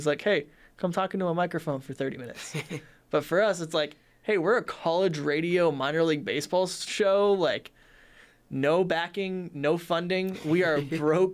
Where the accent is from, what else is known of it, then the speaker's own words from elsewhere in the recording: Simi Valley, California, United States; I'm actually from Simi Valley